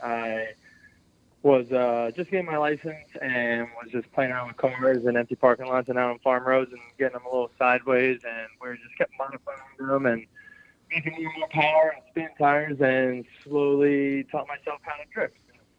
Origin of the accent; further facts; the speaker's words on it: Doylestown, Pennsylvania, United States; I'm from Doylestown, Pennsylvania.